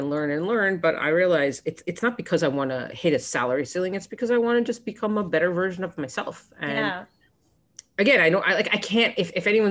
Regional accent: Florida, United States; now in New York, United States; I grew up in Florida, but I was in college. This was in Columbia University

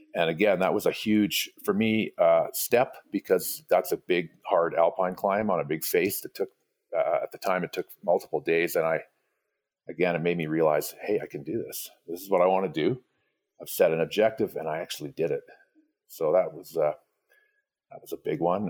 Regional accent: Vancouver Island, British Columbia, Canada; now in Canmore, Canada; I grew up on the West Coast of Canada, um, Vancouver Island

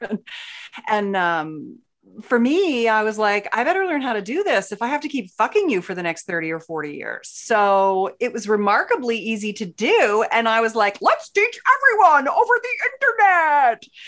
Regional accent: Philadelphia, Pennsylvania, United States; now in San Diego, United States; I grew up in Philly

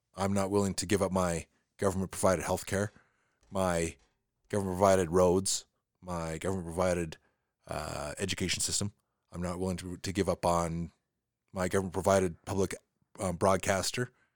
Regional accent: Canada

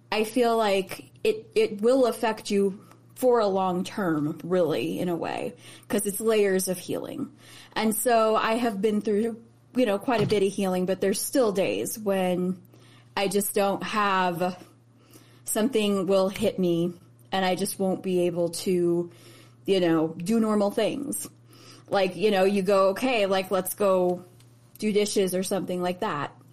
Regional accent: Chicago, Illinois, United States; born there; also born or lived in Indianapolis; And I grew up, I was raised in Chicago, well not raised, but I was born in Chicago.

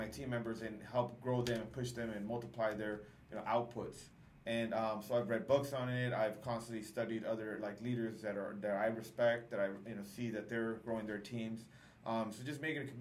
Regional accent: Southern California, United States; I grew up in Southern California

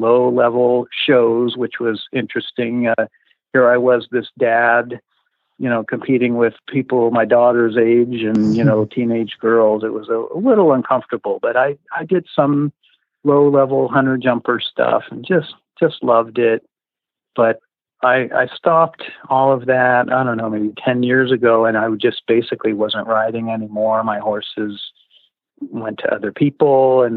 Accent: Southern California, United States; I grew up in Southern California

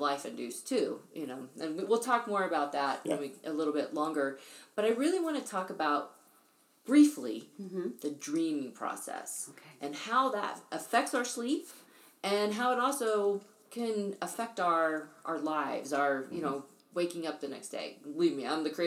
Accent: Oklahoma, United States; I grew up in Oklahoma where there was wind and tornadoes

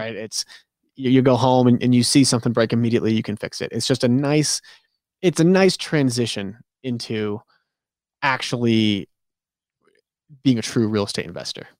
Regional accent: New England, United States; I'm from New England

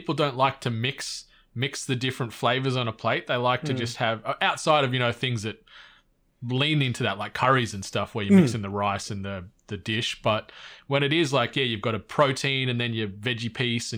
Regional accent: Cooma, New South Wales, Australia; growing up in Cooma, and my parents

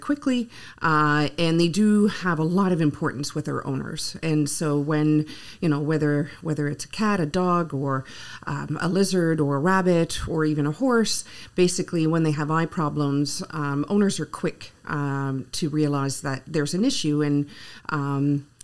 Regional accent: Ottawa, Ontario, Canada; English is a second language; moved away as an adult; also born or lived in Guelph; being born and raised in Ottawa, although I was from the French-speaking part of Ottawa

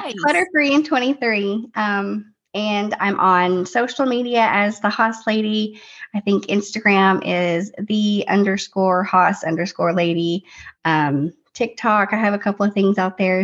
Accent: Tennessee, United States; We're from Tennessee

